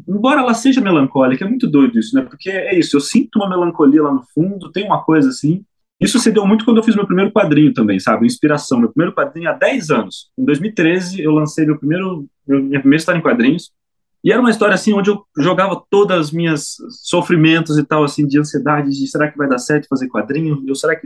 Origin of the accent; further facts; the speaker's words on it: São Manuel, São Paulo, Brazil; na minha cidade, na minha terra, São Manuel, onde a terra é roxa